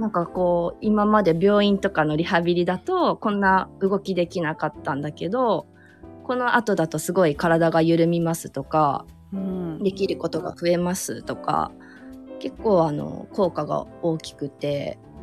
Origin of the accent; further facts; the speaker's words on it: Aichi, Japan; moved away; also born or lived in Kyoto; 近くに私の実家があるのでその一室をちょっと使わせて今はもらってる